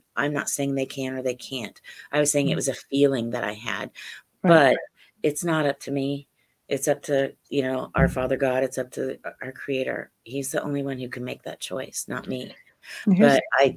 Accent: Central and Southern Ohio, United States; I grew up in Central and Southern Ohio

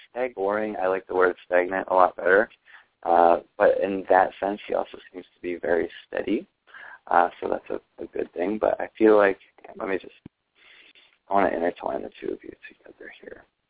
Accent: Ohio, United States; born or raised there

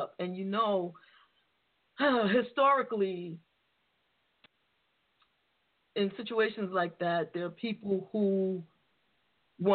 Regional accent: New York City, New York, United States; the area that I grew up in the Bronx

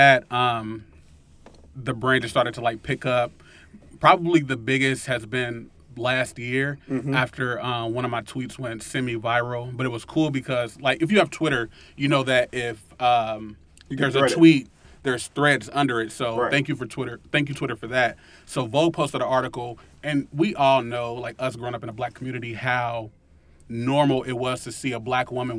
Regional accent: Cincinnati, Ohio, United States; me growing up in Winton Terrace and me growing up in low income areas

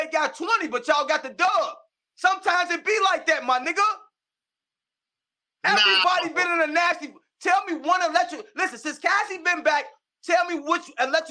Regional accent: Midwest, United States; I'm not from St. Louis. I'm from the Midwest here

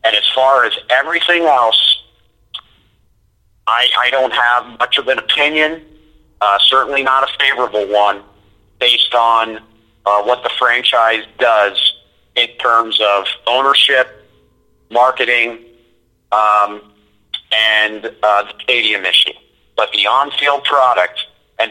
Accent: St. Petersburg, Florida, United States; also born or lived in Miami, Florida; now in Tampa, United States; I grew up in St. Pete, went to public school in Pinellas County

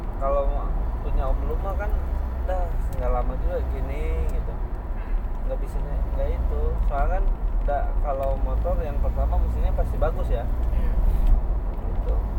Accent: Bogor, West Java, Indonesia; gua putra daerah

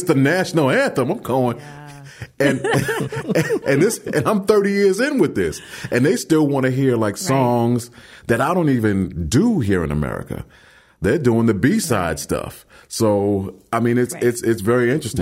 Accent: New York City, New York, United States; grew up in Brooklyn

